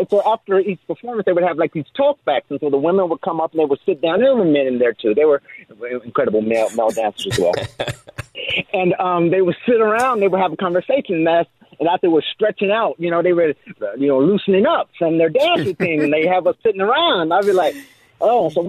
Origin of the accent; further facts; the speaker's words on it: Dayton, Ohio, United States; moved away; I'm originally from Dayton, Ohio. I'm the oldest of five children.